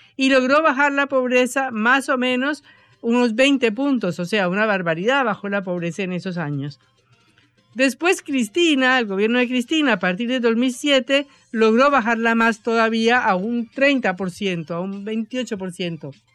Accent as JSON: {"language": "Spanish", "country": "Colombia", "moved": "yes", "lives_now": "Argentina", "said": "una colombiana acostumbrada a la pobreza"}